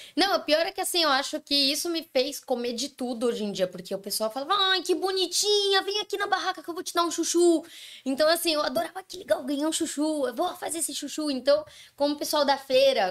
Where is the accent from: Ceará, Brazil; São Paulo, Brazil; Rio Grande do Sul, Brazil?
São Paulo, Brazil; moved away as an adult; also born or lived in São Bernardo do Campo; na época eu morava em São Paulo, capital.